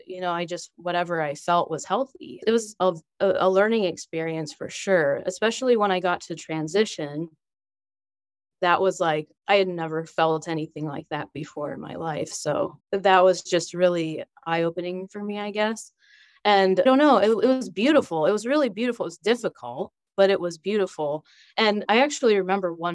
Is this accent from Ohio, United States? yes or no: yes; Wooster, Ohio, United States; I live in Ohio, Worcester, Ohio, and I've lived here all my life